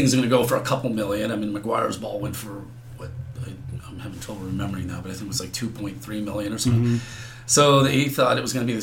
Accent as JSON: {"language": "English", "area": "Bay Area", "region": "California", "country": "United States", "said": "I'm from the Bay Area"}